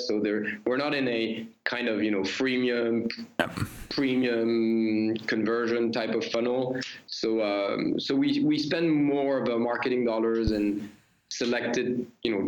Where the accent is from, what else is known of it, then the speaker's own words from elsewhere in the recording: Paris, Île-de-France, France; You know, I'm French. I come from Paris.